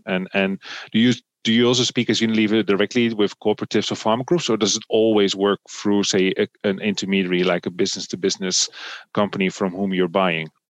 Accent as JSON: {"language": "English", "country": "Netherlands", "said": "I come from the Netherlands, a, a relatively wealthy country"}